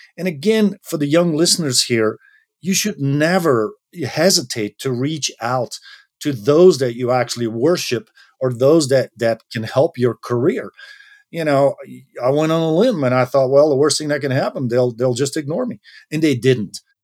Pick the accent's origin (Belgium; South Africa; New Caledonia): Belgium; moved away as an adult; my home country, which is Belgium.